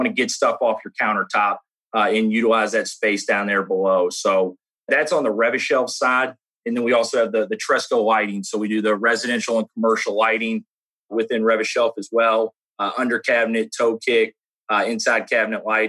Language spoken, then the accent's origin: English; Louisville, Kentucky, United States; accent: Southern Kentucky; I'm from Louisville, Kentucky, born and raised, been here all my life. So yeah, I guess a little Southern Kentucky accent.